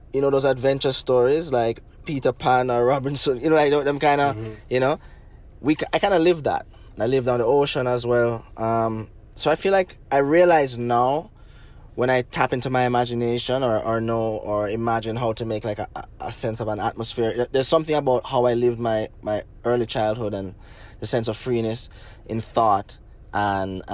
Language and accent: English; Negril, Westmoreland, Jamaica; I grew up in Negril